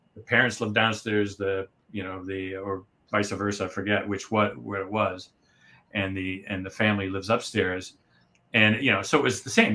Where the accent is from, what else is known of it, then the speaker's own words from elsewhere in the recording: United States; I'm American